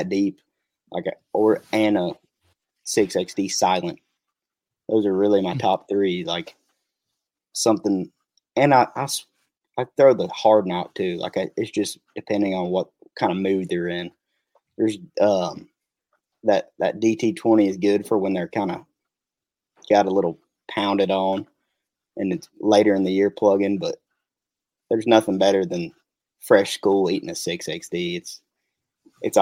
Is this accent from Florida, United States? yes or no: no; East Tennessee, United States; I'm from East Tennessee